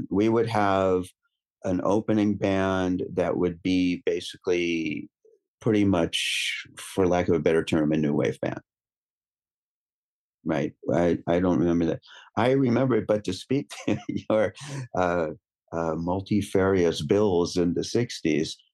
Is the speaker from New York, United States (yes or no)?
yes; New York City, New York, United States; I grew up in New York City